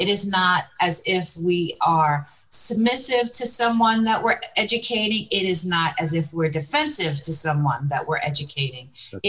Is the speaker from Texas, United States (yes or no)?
no; New Jersey, United States; My father is Italian. My mother is African American, and I grew up in New Jersey. Catholic school from kindergarten to 12th grade.